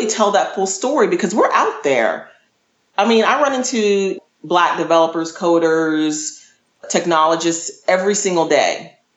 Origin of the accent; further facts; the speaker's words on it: Northern Virginia, United States; moved away as an adult; also born or lived in Texas / Washington, D.C.; I'm from the DC metro area. I was raised in Northern Virginia, but my family on my mother's side is from Texas